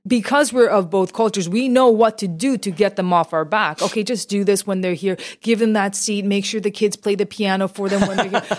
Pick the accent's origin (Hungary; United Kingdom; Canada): Canada; as a Canadian Asian, born here, but still with a very deep roots in my Korean heritage